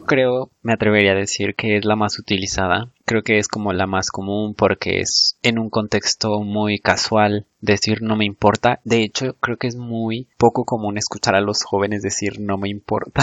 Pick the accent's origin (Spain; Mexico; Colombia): Mexico